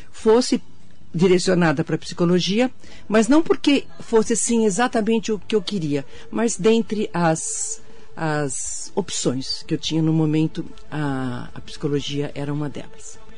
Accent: Suzano, São Paulo, Brazil; Eu nasci em Suzano, é, meu pai médico, a minha mãe era professora

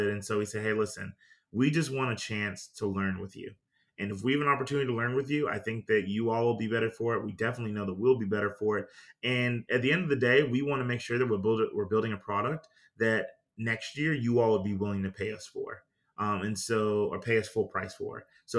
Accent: Greenville, South Carolina, United States; I told them, hey, look, I'm from Greenville, South Carolina.

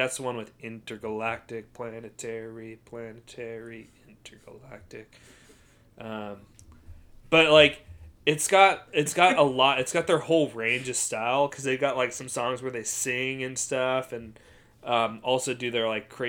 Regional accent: San Francisco, California, United States; moved away; we're from San Francisco, so you can sponsor us. We're not in San Francisco, so we can't actually go to your stores. We're from the Bay, though.

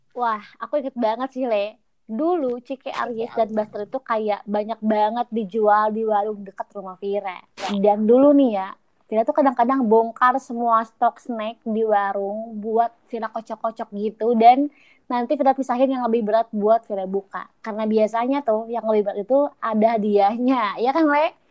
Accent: West Java, Indonesia; Setuju ya, sebagai orang Sunda ya … tuh termasuk orang yang sering banget konsumsi singkong.

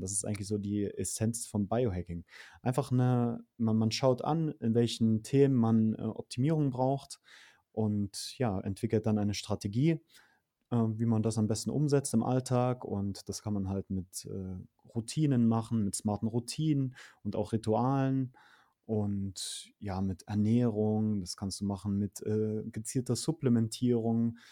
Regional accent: Saxony-Anhalt, Germany; moved away as an adult; also born or lived in Berlin; Ich bin auf, ähm, in einer Kleinstadt groß geworden in Sachsen-Anhalt

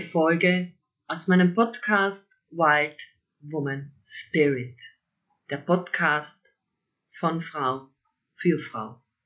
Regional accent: near Lake Wörthersee, Carinthia, Austria; also born or lived in Villach; Ich bin gebürtige Kärntnerin, aufgewachsen in der Nähe vom schönen Wörthersee

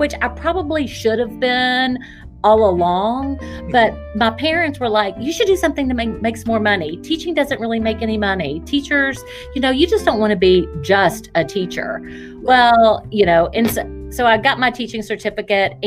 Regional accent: Winchester, Kentucky, United States; I am a native Kentuckian. I was born in Winchester, Kentucky, which is east of Lexington.

